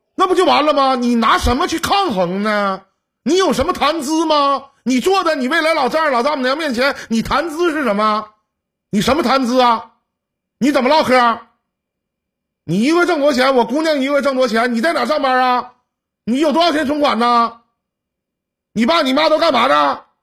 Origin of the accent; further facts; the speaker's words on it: Northeast China, China; accent: Northeastern (Dongbei); 用我们东北话来讲啊